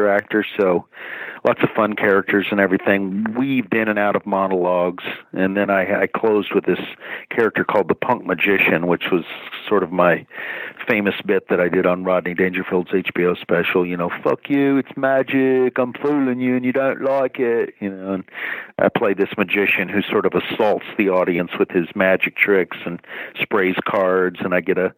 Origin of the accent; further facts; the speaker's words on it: Dallas, Texas, United States; moved away as an adult; also born or lived in Hollywood; I grew up in Dallas. Yeah. Dallas, Texas.